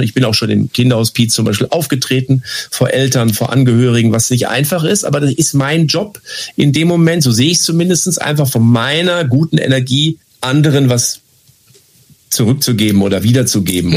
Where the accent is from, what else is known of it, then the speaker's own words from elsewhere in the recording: Lippstadt, North Rhine-Westphalia, Germany; Ich bin behütet aufgewachsen in Lippstadt, eine Kleinstadt in Westfalen